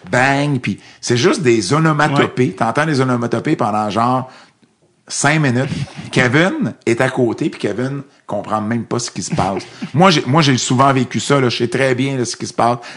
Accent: Montreal, Quebec, Canada; Moi, je viens de Montréal, une vraie ville.

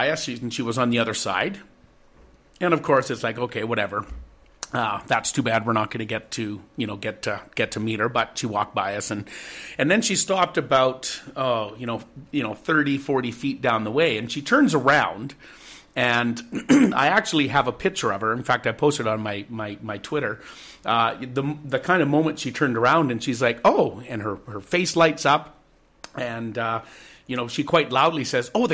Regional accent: British Columbia, Canada; we as Canadians have, that we as British Columbians have as well

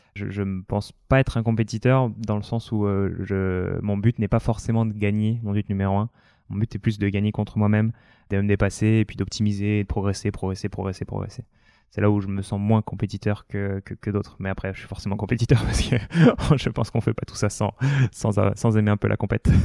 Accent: New Caledonia; moved away as an adult; also born or lived in near Lyon, France / Réunion; now in France; je suis né à côté de Lyon. J'ai grandi après en Outre-mer, d'abord à La Réunion et puis surtout en, Nouvelle-Calédonie derrière.

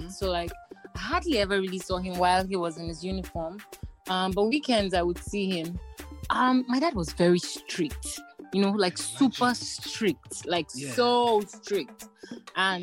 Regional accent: Nigeria; I am a Nigerian musician, Nigerian by birth

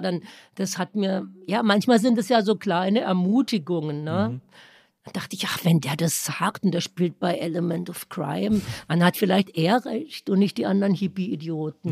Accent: Baden-Württemberg, Germany; Baden, wo ich herkomme, man nennt das ja das Kalifornien Deutschlands.

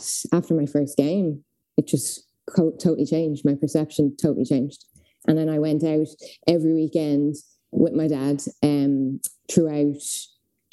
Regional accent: Dublin, Leinster, Ireland; I am from Dublin.

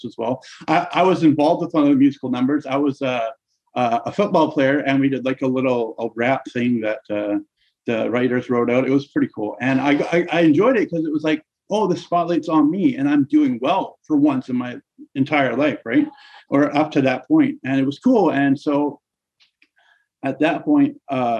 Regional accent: Surrey, British Columbia, Canada; I was born and raised in Surrey, British Columbia

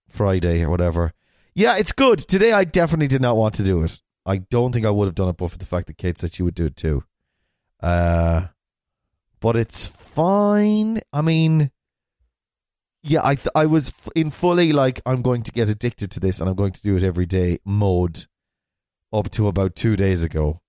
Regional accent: Ballina, Connacht, Ireland; I'm from Ballina, which is in a town in the west of Ireland.

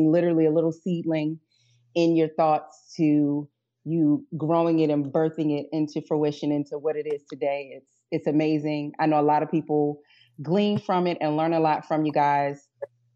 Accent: Baltimore, Maryland, United States; accent: Baltimore; I'll try to turn down the Baltimore, as these two constantly remind me that I sound like I'm from Baltimore

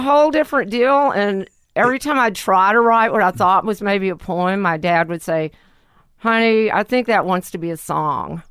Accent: Lake Charles, Louisiana, United States; also born or lived in New Orleans; I was born in Lake Charles

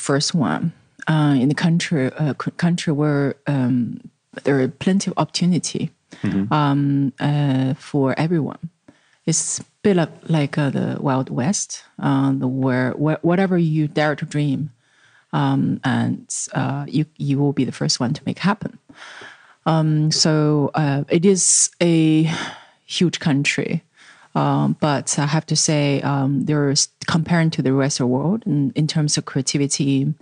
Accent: China; moved away as an adult; also born or lived in Netherlands; I went back because it was, you know, it was my home country.

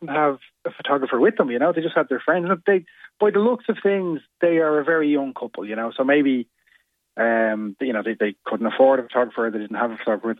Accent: County Wicklow, Ireland; I'm originally from Wicklow, so I went down for the long weekend.

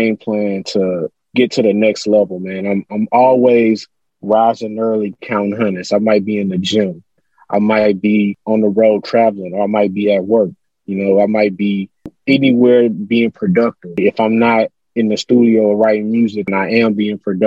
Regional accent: Houston, Texas, United States; I'm from Houston, so I grew up on, I'm always shout out the whole H-Town

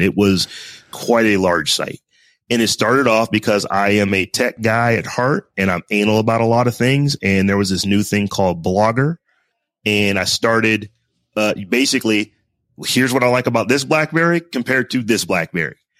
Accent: Warren, Ohio, United States; now in Columbus, United States; I am from Warren, Ohio

